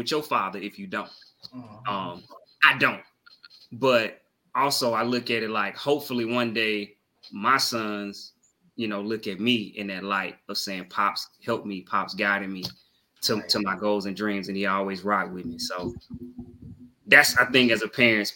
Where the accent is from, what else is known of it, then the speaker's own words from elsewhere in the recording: the South, United States; I am from the South